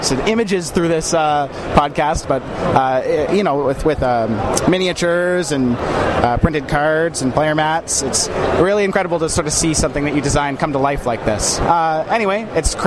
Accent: Halifax, Nova Scotia, Canada; I come from Halifax, Nova Scotia in Canada

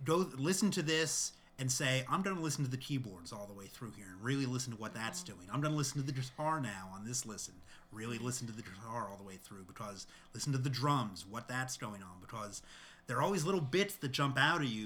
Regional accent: New Jersey, United States; this American boy growing up in New Jersey in the 1980s

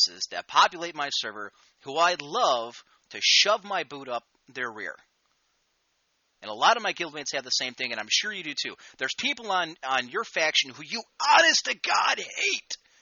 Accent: United States; I'm an American

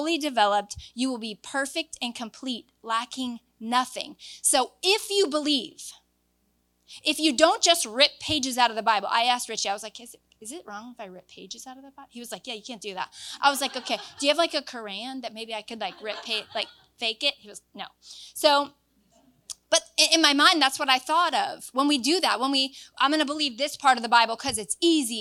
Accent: Florida, United States; moved away; I'm from Florida

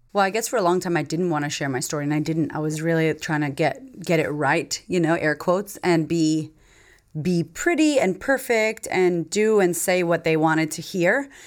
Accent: Framingham, Massachusetts, United States; moved away as an adult; now in Australia; I grew up in Framingham, Massachusetts.

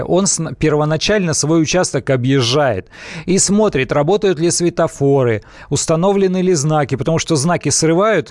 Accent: Siberia, Russia; Я из Сибири родом

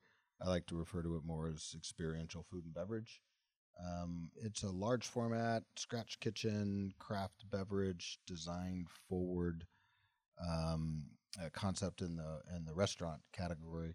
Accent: Mississippi, United States; moved away; I'm a kid from Mississippi who escaped the deep south

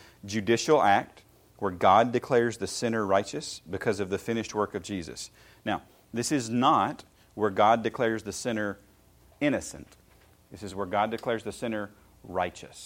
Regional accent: Shelbyville, Tennessee, United States; I grew up in Shelbyville, Tennessee, in walking horse country.

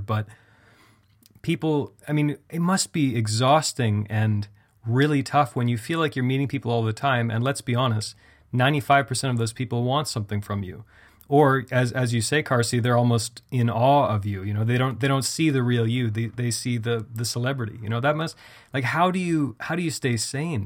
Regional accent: Canada; I'm Canadian.

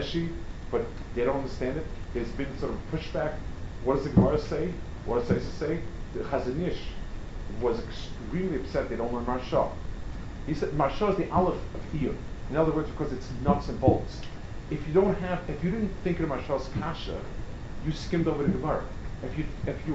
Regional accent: New York City, New York, United States; I grew up on the Lower East Side

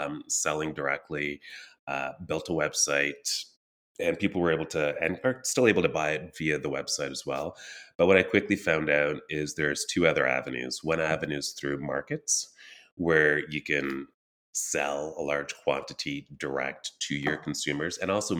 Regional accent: Elmer, Quebec, Canada; also born or lived in Trinidad and Tobago / Ottawa, Ontario; now in Kitchener-Waterloo, Canada; I was born in Trinidad and Tobago, immigrated to Canada when I was four, and grew up around the Western Quebec, Eastern Ontario region. So small town called Elmer, Quebec, 40 minutes from Ottawa

